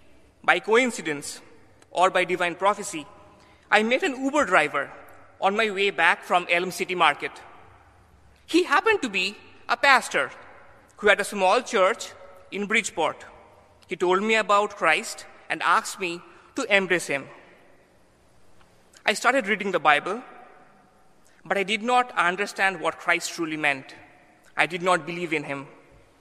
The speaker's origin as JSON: {"language": "English", "town": "Kolkata", "region": "West Bengal", "country": "India", "moved": "as an adult", "lives_now": "New Haven, United States", "said": "I come from Calcutta, the same city as Mother Teresa"}